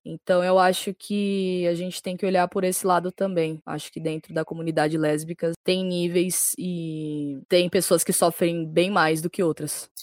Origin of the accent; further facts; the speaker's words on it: São Paulo, Brazil; sou de São Paulo, capital